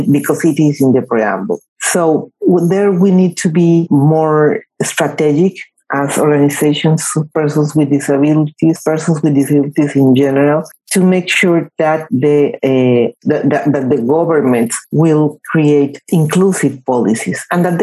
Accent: Mexico; in Mexico, in my home country

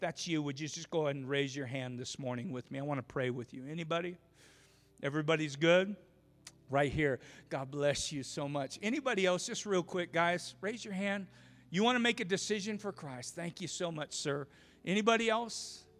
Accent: Twin Falls, Idaho, United States; went to the same church that I was raised in Twin Falls.

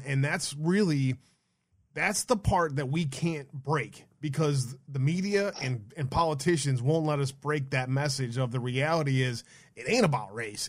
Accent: Detroit, Michigan, United States; I grew up in Detroit, inner city Detroit.

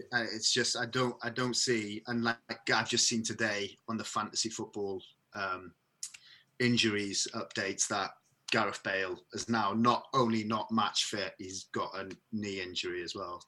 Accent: Merthyr Tydfil, Wales, United Kingdom; now in Bristol, United Kingdom; I'm, I'm originally from the from the valleys, and I don't know why. In Merthyr Tydfil, in particular

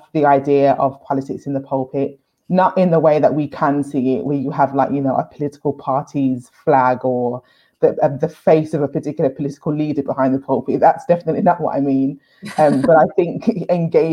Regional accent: Birmingham, West Midlands, United Kingdom; I grew up in Handsworth in Birmingham

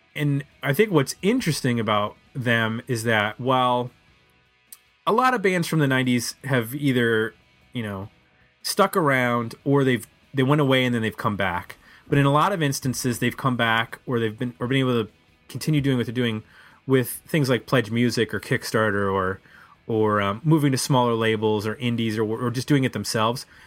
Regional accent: Buffalo, New York, United States; moved away; I'm from Buffalo

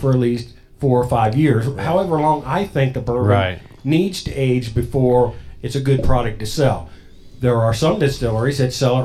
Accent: Logan, Indiana, United States; I grew up in Logan, Indiana.

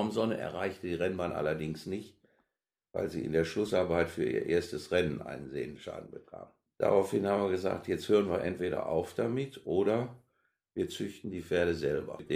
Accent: Gütersloh, North Rhine-Westphalia, Germany; komme aus Gütersloh, ja.

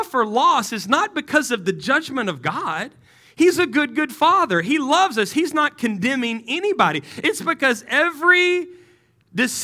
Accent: West Texas, United States; moved away as an adult; I'm from West Texas.

